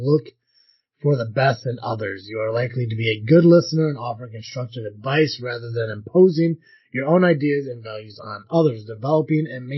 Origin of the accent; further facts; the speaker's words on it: United States; I am from the United States